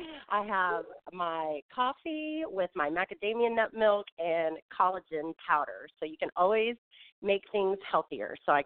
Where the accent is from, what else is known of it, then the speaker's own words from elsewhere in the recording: California, United States; born there; also born or lived in Tulsa; now in Atlanta, United States; Originally, I was born in California, but I've lived all over the United States, and then I relocated to Atlanta from Tulsa, Oklahoma.